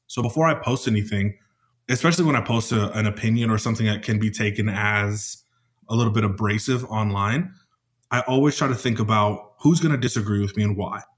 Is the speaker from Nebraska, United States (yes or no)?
no; California, United States; now in Arizona, United States; I'm from California here in the United States. I live in Arizona right now